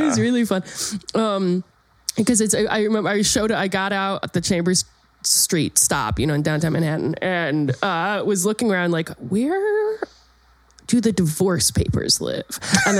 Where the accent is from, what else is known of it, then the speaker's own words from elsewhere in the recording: United Kingdom; And so I am a Brit